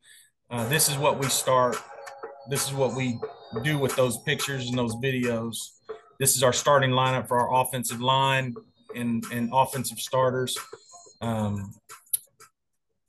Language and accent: English; Enid, Oklahoma, United States; my hometown over in Enid, Oklahoma.